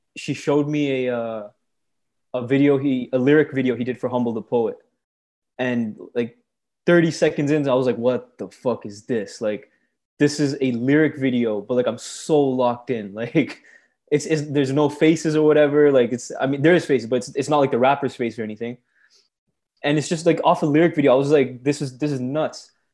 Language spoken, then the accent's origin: English; Brampton, Ontario, Canada; born or raised there; also born or lived in Scarborough, Ontario